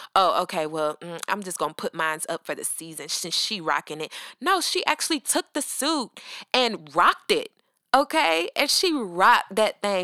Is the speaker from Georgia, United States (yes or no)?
yes; Atlanta, Georgia, United States; I'm from Atlanta, born and raised